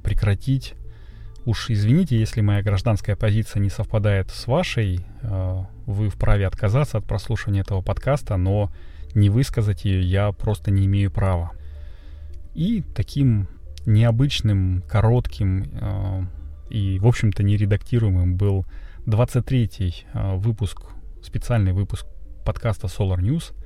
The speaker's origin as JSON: {"language": "Russian", "country": "Russia", "said": "я из России"}